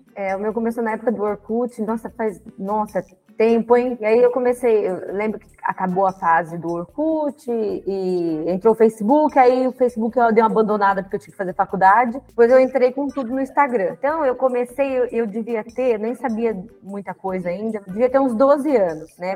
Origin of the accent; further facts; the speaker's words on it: interior of São Paulo state, Brazil; eu sou do interior do estado de São Paulo